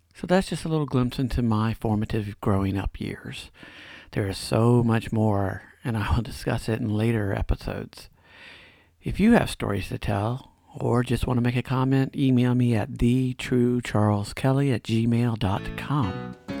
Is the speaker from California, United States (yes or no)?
no; right outside of Atlanta, Georgia, United States; I grew up right outside of Atlanta in a lower middle class neighborhood.